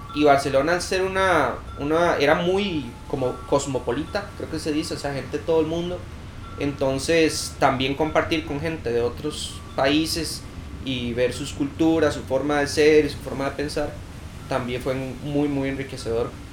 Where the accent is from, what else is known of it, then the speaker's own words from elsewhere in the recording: Cartago, Costa Rica; yo soy de Cartago. Ahí empecé a patinar